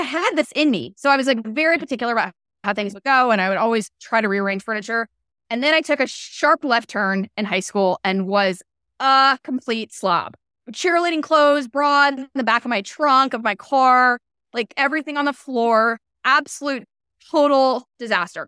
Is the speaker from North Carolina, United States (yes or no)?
yes; North Carolina, United States; moved away as an adult; now in Nashville, United States; I grew up in North Carolina.